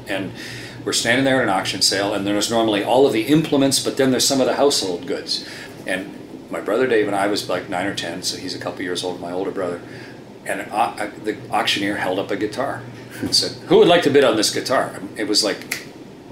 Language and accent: English; Sarnia, Ontario, Canada; I was born in Sarnia, and then my folks moved to a farm when I was about eight or seven or eight, and so I grew up on a corn farm